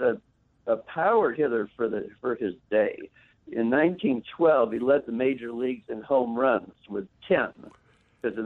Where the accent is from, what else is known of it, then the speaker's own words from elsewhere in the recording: Cleveland, Ohio, United States; now in Chicago, United States; I grew up in Cleveland